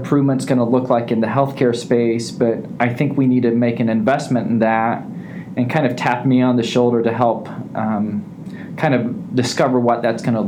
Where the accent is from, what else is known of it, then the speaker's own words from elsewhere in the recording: Terre Haute, Indiana, United States; I've always been a Hoosier. I grew up in Terre Haute, Indiana